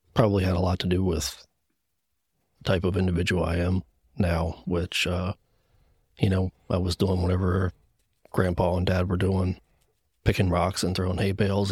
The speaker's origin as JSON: {"language": "English", "town": "Gettysburg", "region": "Pennsylvania", "country": "United States", "tie": "born or raised there", "said": "I'm from Gettysburg, P A. One of those P A guys"}